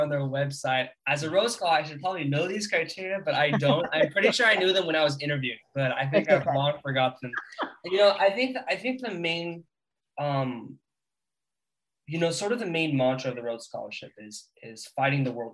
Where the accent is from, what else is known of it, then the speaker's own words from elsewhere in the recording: California, United States; I'm from California